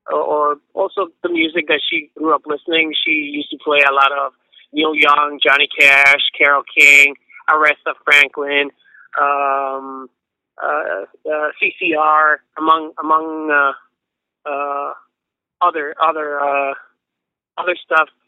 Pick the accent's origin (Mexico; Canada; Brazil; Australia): Mexico; Mexico City; we grew up in Mexico City